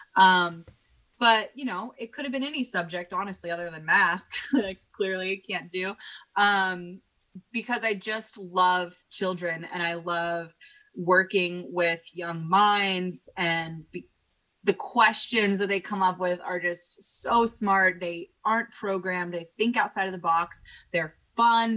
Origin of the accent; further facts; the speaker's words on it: Portland, Oregon, United States; I got back to Portland, Oregon, which is my hometown